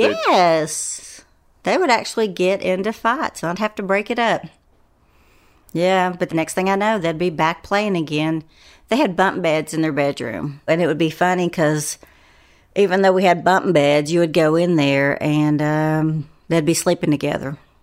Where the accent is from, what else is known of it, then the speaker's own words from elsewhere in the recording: Asheville, North Carolina, United States; I grew up in West Asheville